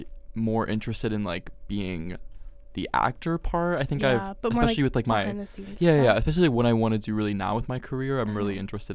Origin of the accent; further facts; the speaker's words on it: Pennsylvania, United States; when I was younger, I grew up in Pennsylvania.